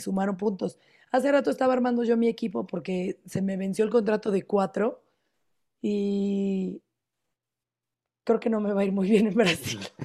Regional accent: Mexico; como mexicano

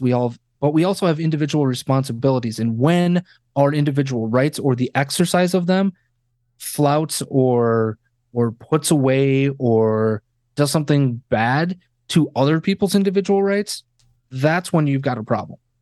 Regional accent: Wisconsin, United States; now in Chicago, United States; born and raised in Wisconsin

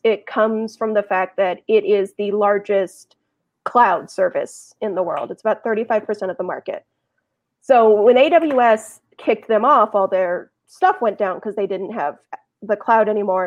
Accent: Los Angeles, California, United States; also born or lived in New York; now in Bay Area, United States; I'm from Los Angeles

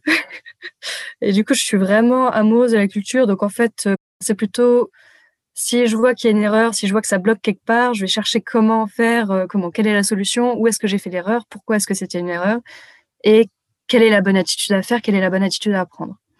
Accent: France; moved away

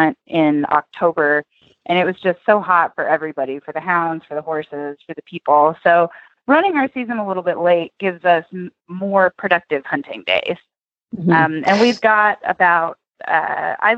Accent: Tennessee, United States; now in Oklahoma, United States; I grew up in Tennessee

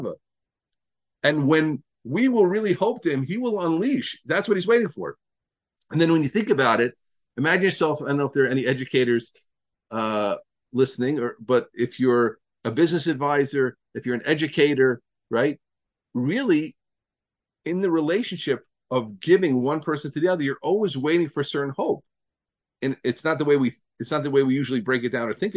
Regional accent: New Jersey, United States; also born or lived in Pittsburgh, Pennsylvania; I lived in New Jersey

